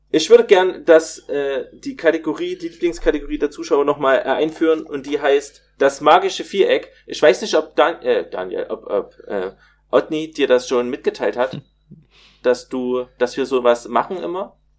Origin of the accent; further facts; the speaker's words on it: Plauen, Saxony, Germany; ich komme ja aus Plauen, das liegt in Sachsen